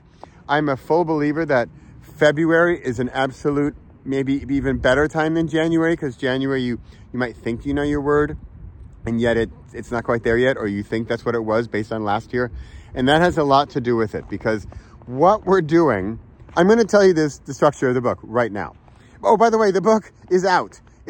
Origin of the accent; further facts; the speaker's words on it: Southern California, United States; moved away; I was born in California, grew up in Southern California